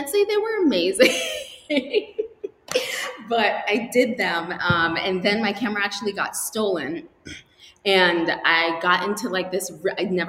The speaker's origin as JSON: {"language": "English", "town": "Portland", "region": "Maine", "country": "United States", "tie": "born or raised there", "also_born_or_lived": "Antigua", "said": "So I went to Wayne Fleet High School in Portland, Maine. I grew up there. I was born in Antigua, just disclaimer. I was born in Antigua. I moved to Maine when I was about 8 years old"}